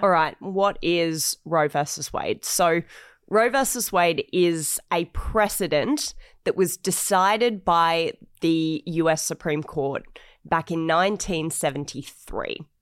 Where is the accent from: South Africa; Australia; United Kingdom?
Australia; I'm obviously an Australian